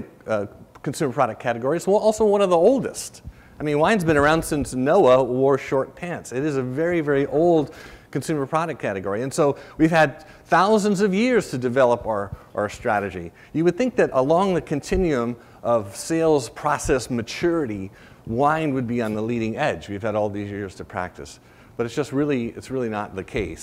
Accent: Rhode Island, United States; I grew up in Rhode Island

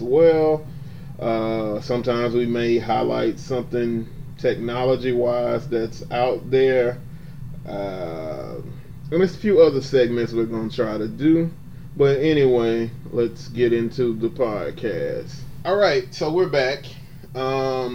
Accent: Atlanta, Georgia, United States; moved away as an adult; now in Washington, D.C., United States; I'm originally from Atlanta, Georgia.

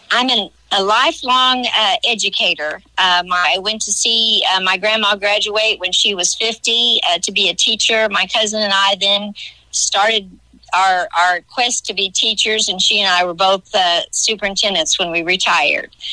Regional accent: Johnson City, Illinois, United States; also born or lived in West Frankfort, Illinois; Being from West Frankfort, I grew up in Johnson City

